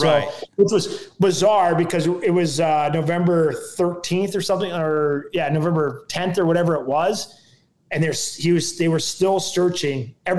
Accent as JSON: {"language": "English", "region": "Minnesota", "country": "United States", "said": "And it was the coldest I've been in a long time. And I'm from Minnesota."}